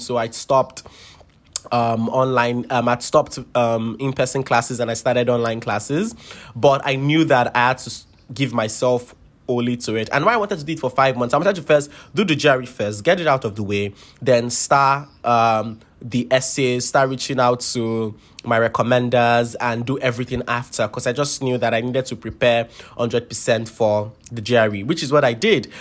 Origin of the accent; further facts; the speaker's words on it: Lagos, Nigeria; moved away as an adult; I grew up born and bred in Lagos, Nigeria.